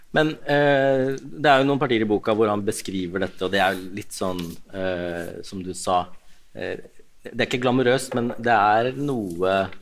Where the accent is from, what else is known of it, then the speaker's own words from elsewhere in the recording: Ås, Akershus, Norway; Jeg har vokst opp i Ås kommune, da, som er ganske mye tryggere